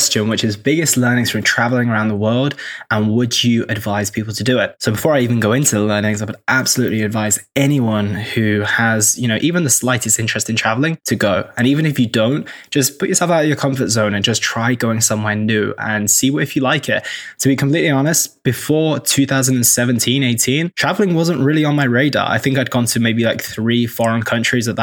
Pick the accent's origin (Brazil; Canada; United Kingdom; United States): United Kingdom; Oxford, South East England; moved away as an adult; also born or lived in London / Cheltenham; I'm from the UK. I grew up in Oxford. I lived in London. I lived in Cheltenham for a little while.